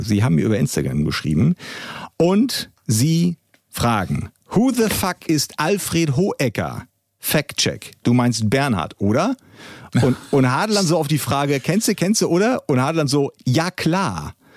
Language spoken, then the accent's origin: German; East Germany, Germany; bei uns im Osten